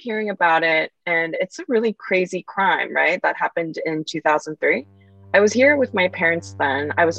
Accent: South Korea; English is a second language; also born or lived in Los Angeles, United States; I was pretty much born and raised in South Korea, but my parents moved to LA when I was around 7. And we stayed there for 2 years. I was kind of your classic immigrant kid, completely thrown into a new culture and language.

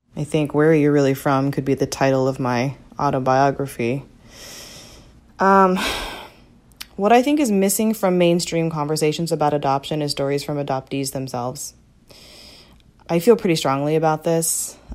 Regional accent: Chicago, Illinois, United States; also born or lived in Korea; I'm thirty-two years old, and I'm from Chicago.

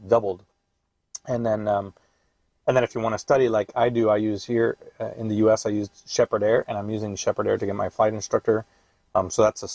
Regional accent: United States; being an American

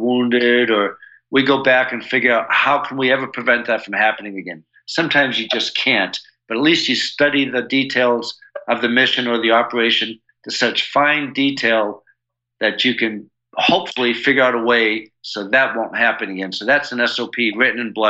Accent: United States; I'm all American

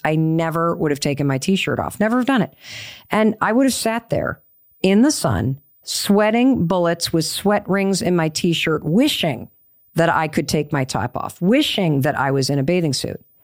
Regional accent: Northeast, United States; we're all from the Northeast.

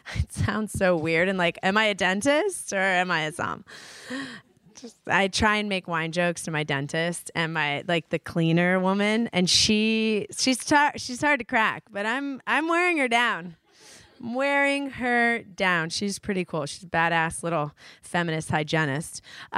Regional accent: New York, United States; East Coast, guys. I grew up in New York.

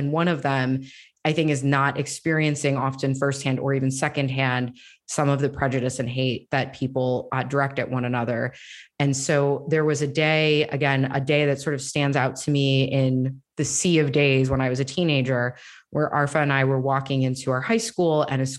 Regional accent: Florida, United States; because our community that I grew up in Northeast Florida did not have many, if any, Muslim families.

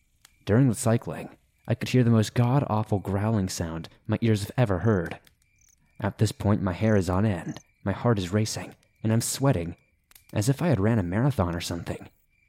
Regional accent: New Zealand; Now, I'm from New Zealand, but we traveled to France to meet my French partner and do a road trip around Europe together in his car.

